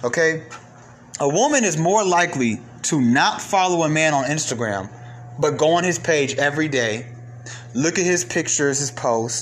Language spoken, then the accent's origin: English; Atlanta, Georgia, United States; also born or lived in Bronx, New York; I grew up in Atlanta from Cobb County to DeKalb County, from DeKalb County back to Cobb County